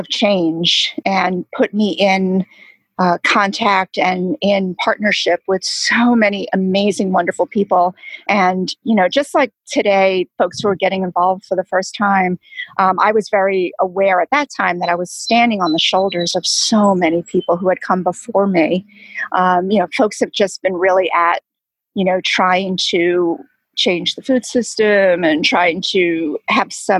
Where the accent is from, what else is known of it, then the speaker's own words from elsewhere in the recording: New York, United States; moved away as an adult; now in Atlanta, United States; I'm from New York. I have a lot of family in New York